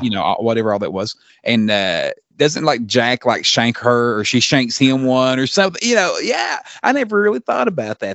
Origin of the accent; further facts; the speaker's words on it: Australia; as an Aussie fan